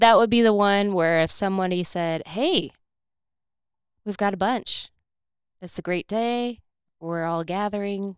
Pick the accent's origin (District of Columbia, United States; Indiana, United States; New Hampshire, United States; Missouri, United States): Indiana, United States; I'm from Indiana